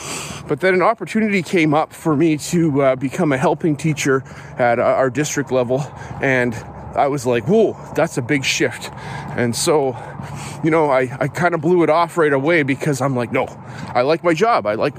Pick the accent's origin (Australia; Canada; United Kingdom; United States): Canada; West Coast; I'm not from Moose Jaw. I'm from out on the West Coast because Moose Jaw is far away from there.